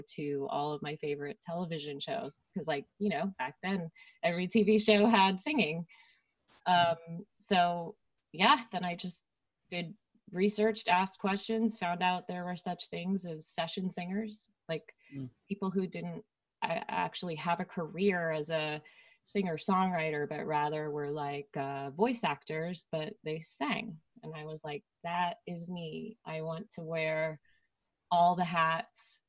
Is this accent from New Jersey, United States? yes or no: yes; Princeton, New Jersey, United States; now in Los Angeles, United States; I grew up in around Princeton, New Jersey